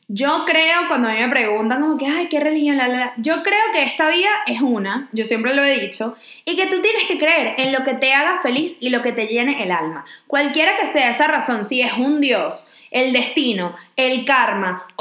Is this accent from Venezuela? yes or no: yes; Venezuela; en mi país, que yo vengo de Venezuela, que todos estamos muy descubiertos